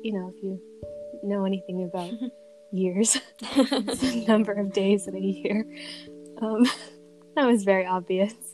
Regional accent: United States; accent: very American; my very American accent.

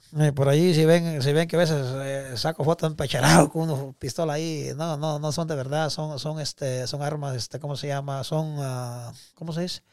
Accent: Guatemala; moved away; also born or lived in Mexico; yo me siento orgulloso de ser guatemalteco

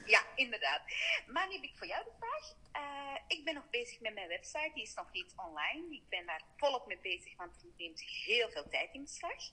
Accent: Belgium; accent: Belgian; ik ben van België, dat hoor je waarschijnlijk wel.

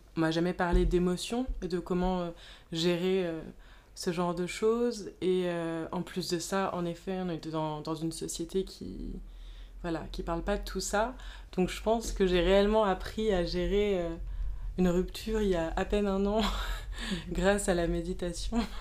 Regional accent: Paris, Île-de-France, France; j'ai grandi à Paris

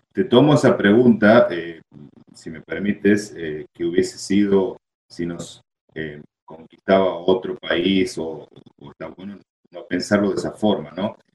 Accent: Argentina; como sociedad argentina

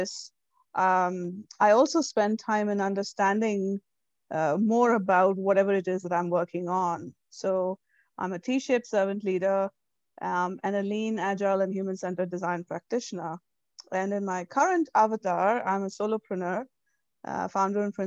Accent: India; moved away as an adult; now in United States; So, I'm born and raised in India. I moved here 13 years ago.

